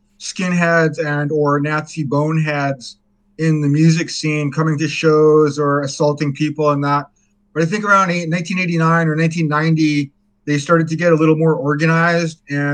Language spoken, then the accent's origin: English; Kwakwaka'wakw Nation, British Columbia, Canada; also born or lived in Vancouver; I'm from the Kwakwaka'wakw Nation